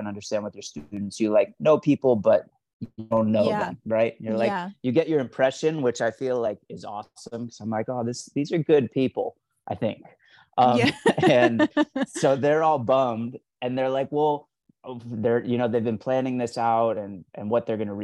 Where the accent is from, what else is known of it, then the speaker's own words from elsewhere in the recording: Los Angeles, California, United States; I'm from LA, yeah. I was born here